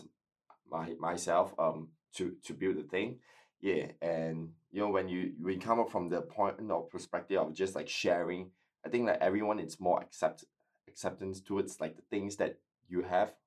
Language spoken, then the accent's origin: English; Malaysia; now in Adelaide, Australia